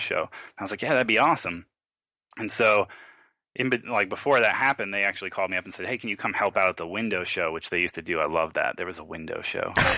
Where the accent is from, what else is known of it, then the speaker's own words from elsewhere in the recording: Long Island, New York, United States; I grew up in New York, Long Island, a, a not very well off area with a single mom